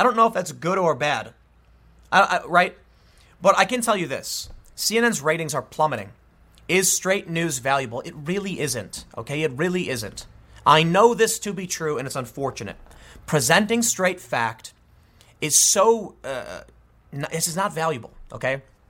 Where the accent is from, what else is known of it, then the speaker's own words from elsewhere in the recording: Chicago, Illinois, United States; Maybe it's because I'm from the South Side of Chicago and we just have no pride in the problems the city is facing